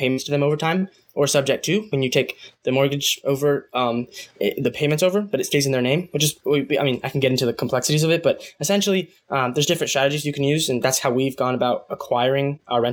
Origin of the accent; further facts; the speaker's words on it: United States; also born or lived in Guatemala (mother's origin); I'm first generation. So I just kind of looked at all the opportunities I have here